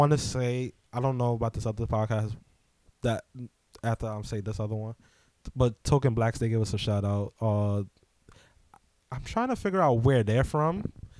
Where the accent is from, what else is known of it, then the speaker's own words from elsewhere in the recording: Queens, New York, United States; We come from Queens. We already work with y'all.